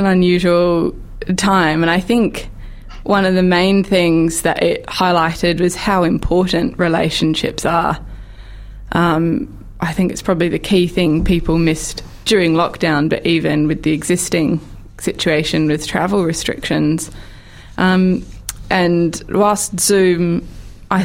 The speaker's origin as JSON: {"language": "English", "town": "Perth", "region": "Western Australia", "country": "Australia", "tie": "born or raised there", "moved": "yes", "lives_now": "New Zealand", "said": "I grew up in Perth in Western Australia, where my immediate family still is"}